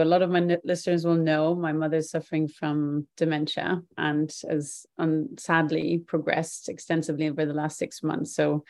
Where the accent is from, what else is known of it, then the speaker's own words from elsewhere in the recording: New York City, New York, United States; also born or lived in Long Island; I think age seven, we moved from Long Island into New York City